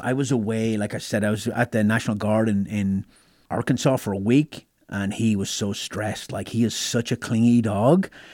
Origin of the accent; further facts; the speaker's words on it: Ireland; moved away as an adult; now in United States; growing up in Ireland